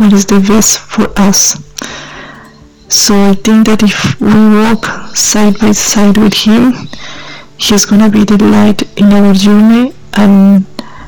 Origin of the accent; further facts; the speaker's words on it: Colombia; now in Australia; from Colombia